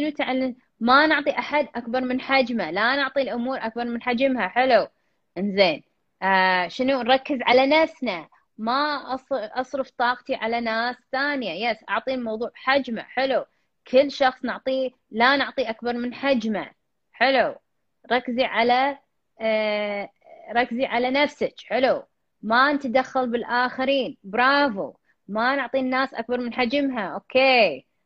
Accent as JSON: {"language": "Arabic", "country": "Iraq", "said": "من العراق"}